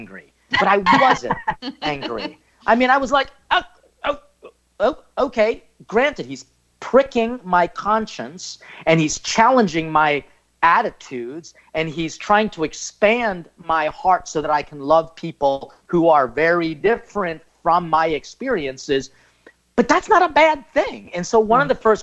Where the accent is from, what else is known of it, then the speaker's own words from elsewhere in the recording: Philippines; I'm Filipino.